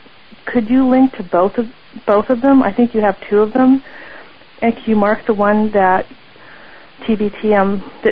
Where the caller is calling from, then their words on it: Santa Rosa, California, United States; from Santa Rosa. That's the 707.